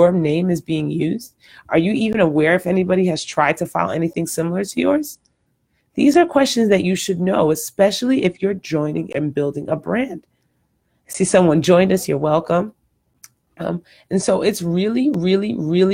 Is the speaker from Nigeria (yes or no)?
yes; Nigeria; now in Houston, United States; I'm Nigerian